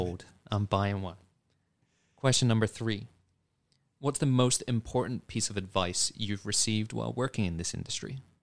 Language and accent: English; United Kingdom; as a Brit